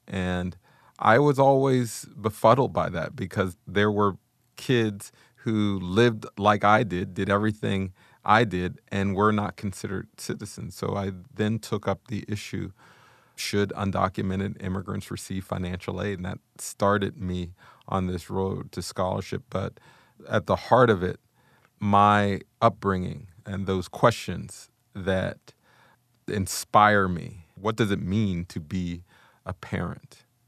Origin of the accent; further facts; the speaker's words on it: Wilkinsburg, Pennsylvania, United States; I grew up in Wilkinsburg, Pennsylvania, which is right on the inside of Pittsburgh, Pennsylvania